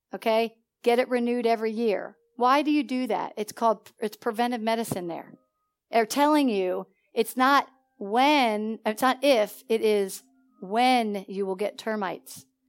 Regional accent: Philadelphia, Pennsylvania, United States; moved away as an adult; now in Georgia, United States; I come from Philadelphia

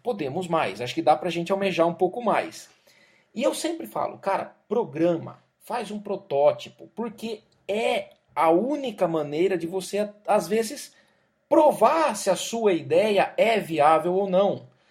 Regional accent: Jaú, São Paulo, Brazil; na minha cidade, lá em Jaú. Minha mãe trabalhava numa escola

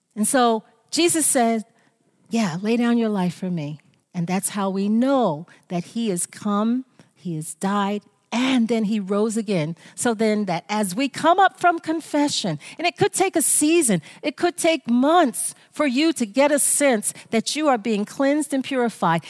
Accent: United States; I am American. I am American

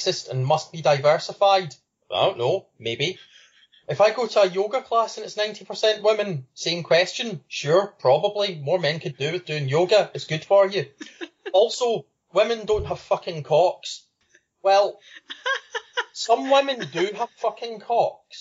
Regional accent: Scotland, United Kingdom; I'm Scottish

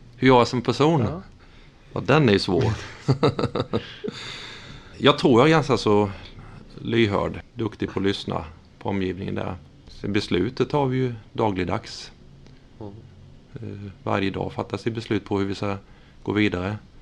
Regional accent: Vetlanda, Jönköping County, Sweden; moved away as an adult; also born or lived in Norrköping; now in Tranås, Sweden; jag är uppvuxen i Vetlanda

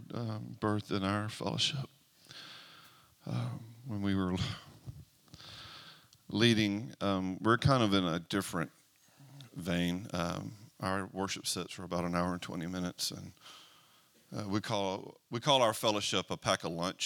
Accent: Mobile, Alabama, United States; now in Gadsden, United States; I'm originally from Mobile, Alabama.

